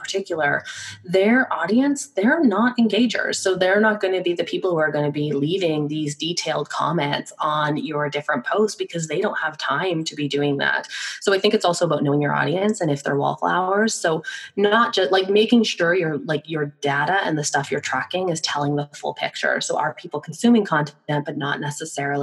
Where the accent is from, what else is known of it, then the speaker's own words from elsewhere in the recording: Victoria, British Columbia, Canada; I'm from Victoria, BC, up in Canada